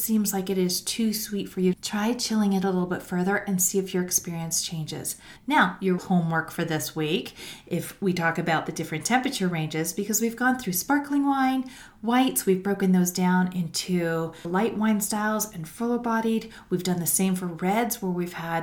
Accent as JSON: {"language": "English", "country": "Canada", "said": "As a Canadian"}